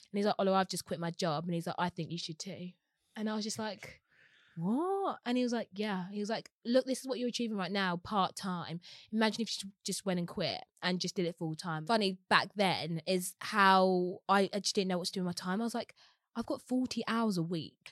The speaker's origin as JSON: {"language": "English", "region": "London", "country": "United Kingdom", "tie": "born or raised there", "said": "was born and raised in Walthamstow"}